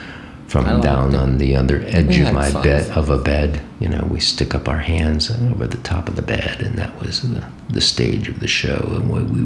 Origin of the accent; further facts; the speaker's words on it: Ohio, United States; moved away as an adult; also born or lived in New York; I took off from Ohio.